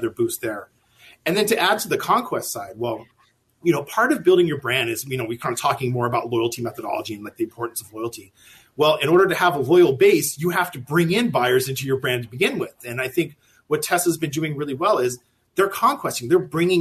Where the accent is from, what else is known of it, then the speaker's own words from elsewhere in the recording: California, United States; moved away; I'm originally from California